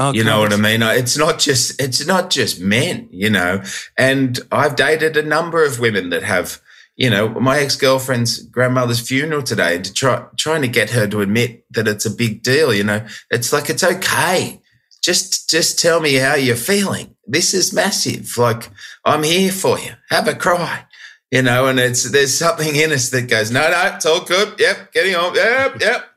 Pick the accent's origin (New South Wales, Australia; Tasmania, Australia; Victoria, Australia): New South Wales, Australia; Sydney; moved away as an adult; now in London, United Kingdom; I'm a Sharks fan through and through. I grew up there.